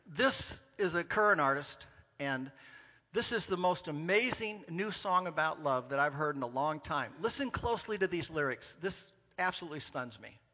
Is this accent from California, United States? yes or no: yes; Orange County, California, United States; I grew up in Southern California, in Orange County, California